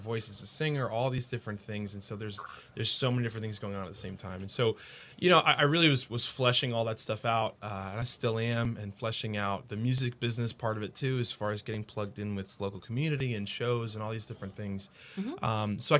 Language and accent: English; Haverhill, Massachusetts, United States; also born or lived in Newton, Massachusetts; now in Kalamazoo, United States; I was born and raised in Massachusetts. So I was born in Newton, Mass.